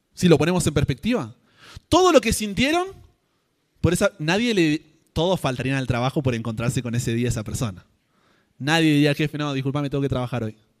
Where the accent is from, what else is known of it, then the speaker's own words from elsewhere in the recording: Argentina; yo como argentino